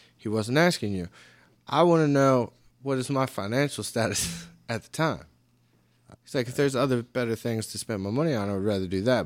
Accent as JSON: {"language": "English", "country": "United States", "said": "I'm from America"}